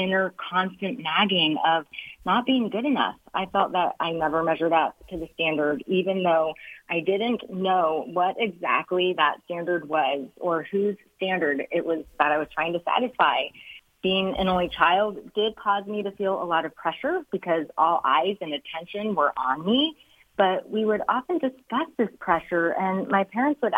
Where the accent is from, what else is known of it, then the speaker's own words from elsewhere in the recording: Ohio, United States; moved away as an adult; now in New Jersey, United States; I'm originally from Ohio, but we've lived in New Jersey for the entirety of our married life